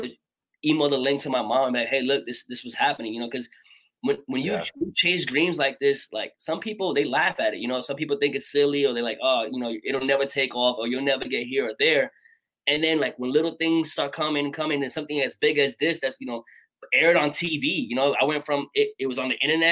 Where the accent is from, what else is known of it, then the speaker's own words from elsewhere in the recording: New York City, New York, United States; moved away; also born or lived in Patchogue, New York; born and raised in Brooklyn, New York.